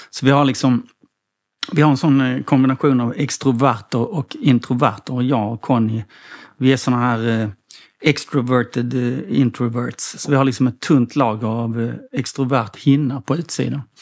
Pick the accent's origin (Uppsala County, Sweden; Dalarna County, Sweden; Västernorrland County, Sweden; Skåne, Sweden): Skåne, Sweden; Helsingborg